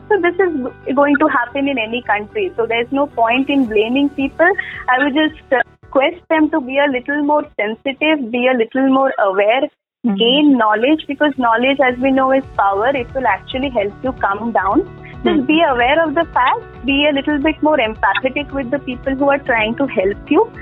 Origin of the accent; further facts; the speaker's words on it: Mysore, Karnataka, India; I'm from Mysore, okay. Karnataka